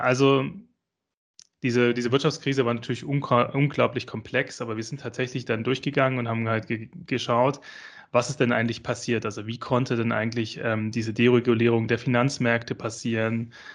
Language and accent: German; Esslingen am Neckar, Baden-Württemberg, Germany; ich komme ja ähm, aus Esslingen äh, am Neckar. Ähm, das ist ganz in der Nähe von, äh, äh von Stuttgart